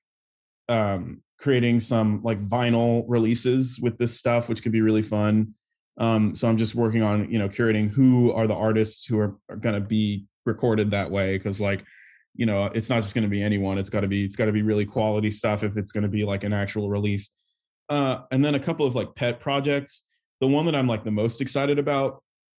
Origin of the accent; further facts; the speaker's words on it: Buda, Texas, United States; now in New York, United States; I'm originally from Buda, Texas, which is a little town just outside of Austin, in sort of the Texas Hill Country